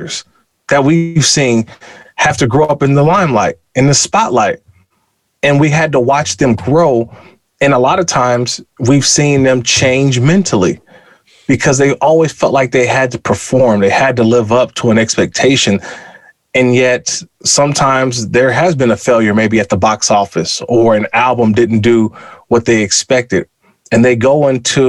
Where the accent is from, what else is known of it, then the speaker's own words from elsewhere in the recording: California, United States; moved away as an adult; I played high school, college, my first 5 years in the NFL. I had never left California.